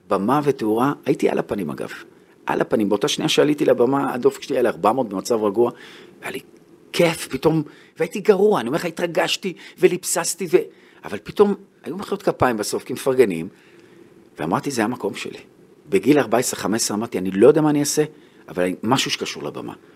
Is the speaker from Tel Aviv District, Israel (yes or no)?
yes; Bnei Brak, Tel Aviv District, Israel; also born or lived in Haifa; גדלתי בבני ברק, במקום דתי